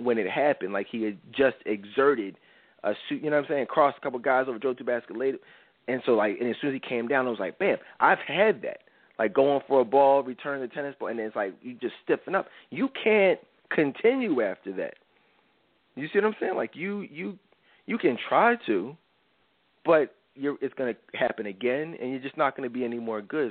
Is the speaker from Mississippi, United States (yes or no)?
no; Philadelphia, Pennsylvania, United States; I'm from Philly.